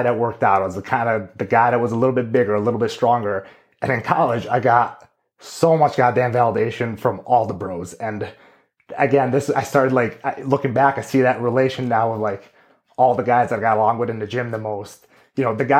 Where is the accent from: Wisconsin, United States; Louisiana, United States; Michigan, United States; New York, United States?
Wisconsin, United States; Greendale; also born or lived in San Diego, California / Amman, Jordan; when I was 9 years old, we moved to Greendale, Wisconsin, where my family has been since. And I very much at this point consider myself a Midwest boy.